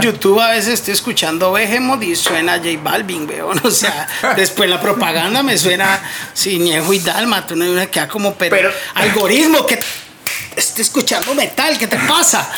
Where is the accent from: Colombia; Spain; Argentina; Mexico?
Colombia; Cali, Valle del Cauca; also born or lived in Zarzal, Valle del Cauca; mi familia es de un pueblo, de Zarzal Valle, entonces yo también oh. crecí escuchando a música, siendo caleño